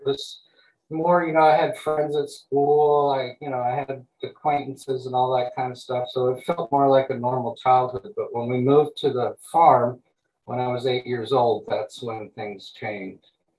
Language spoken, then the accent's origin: English; East Coast, United States; I do. I grew up on the East Coast, but my wife was making a major change just in 2017.